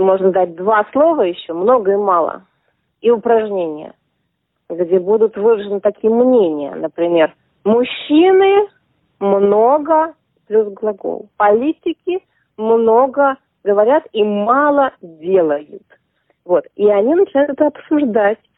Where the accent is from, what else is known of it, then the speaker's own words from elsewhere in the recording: Saint Petersburg, Russia; now in Australia; Я родилась и выросла в Петербурге.